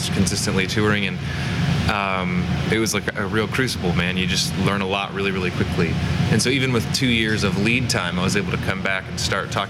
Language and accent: English; Vero Beach, Florida, United States; moved away as an adult; also born or lived in Anderson, Indiana; now in Indianapolis, United States; I grew up in Vero Beach, Florida.